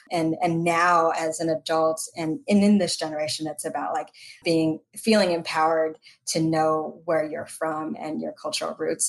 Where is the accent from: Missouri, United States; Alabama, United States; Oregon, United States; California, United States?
California, United States; Los Angeles; first language Tagalog; moved away as an adult; also born or lived in West Covina, California / Walnut, California; now in Chicago, United States; And I was born and raised in Los Angeles. No, you know, then it's, well, my parents were born in the Philippines, so I am, you know, my ethnicity is Filipino American